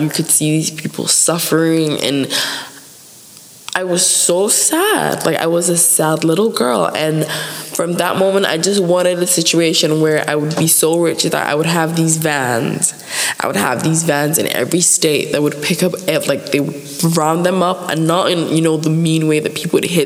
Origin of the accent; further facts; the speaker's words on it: Abuja, Federal Capital Territory, Nigeria; moved away; I stay in Abuja